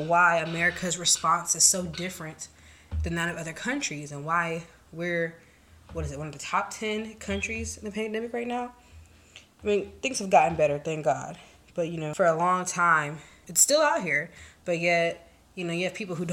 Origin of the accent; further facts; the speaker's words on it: United States; I'm from the States